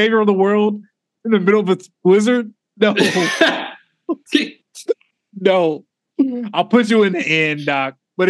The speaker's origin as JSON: {"language": "English", "town": "Indianapolis", "region": "Indiana", "country": "United States", "said": "Yeah, well, we're from Indianapolis."}